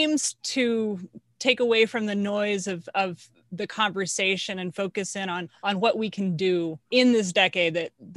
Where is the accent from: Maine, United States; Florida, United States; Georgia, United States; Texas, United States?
Texas, United States; My home state is Texas, and where I grew up, the town where I grew up, people had no electricity